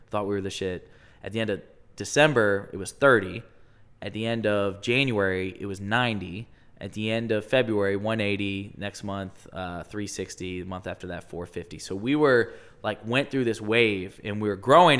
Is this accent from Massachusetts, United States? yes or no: no; Westerville, Ohio, United States; also born or lived in Chicago; I'm from Westerville. So, grew up in Westerville, went to Westerville